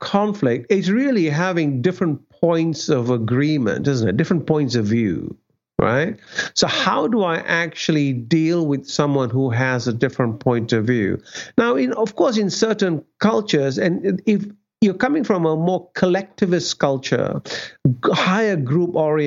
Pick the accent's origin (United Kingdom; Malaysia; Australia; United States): Malaysia; moved away; my parents in Malaysia